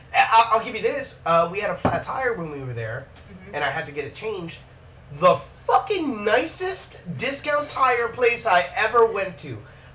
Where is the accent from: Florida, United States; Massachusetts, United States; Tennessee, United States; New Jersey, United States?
Florida, United States; Miami; I'm here from Miami.